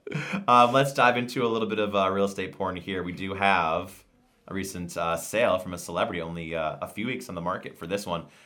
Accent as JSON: {"language": "English", "town": "Endicott", "region": "New York", "country": "United States", "tie": "born or raised there", "said": "I saw him in Endicott, New York, my hometown"}